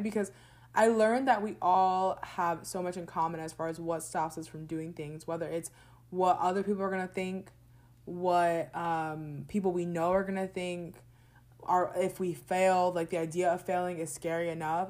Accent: New Jersey, United States; also born or lived in Orlando, Florida; I grew up in New Jersey, but I feel like my second home is there in Florida

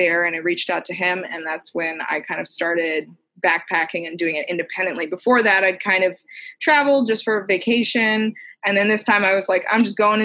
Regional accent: Massachusetts, United States; I grew up in Massachusetts and had a huge, you know, forest in the backyard

